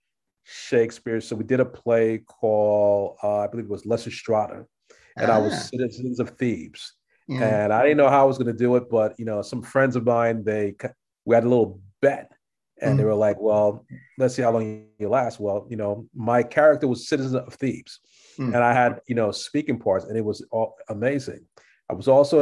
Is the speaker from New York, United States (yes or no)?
yes; New York City, New York, United States; also born or lived in Los Angeles; I'm a New Yorker